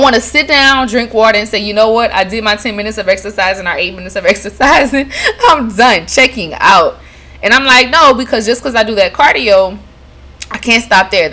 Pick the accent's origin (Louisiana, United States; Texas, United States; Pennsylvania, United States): Louisiana, United States; Lafayette; now in New Orleans, United States; my hometown, Lafayette, Louisiana